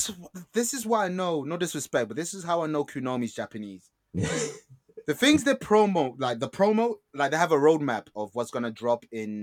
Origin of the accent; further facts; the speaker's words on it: North East England, United Kingdom; Tyneside. I grew up on Tyneside.